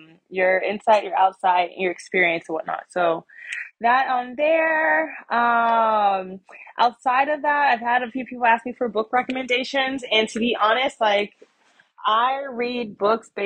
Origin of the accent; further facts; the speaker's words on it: United States; I'm just American who happens to be black. Like I'm black. I'm American.